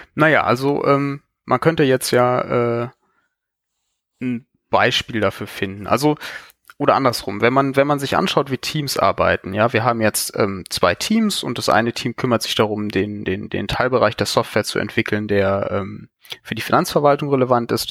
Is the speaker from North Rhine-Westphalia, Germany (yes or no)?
yes; Cologne, North Rhine-Westphalia, Germany; ich komme aus Köln.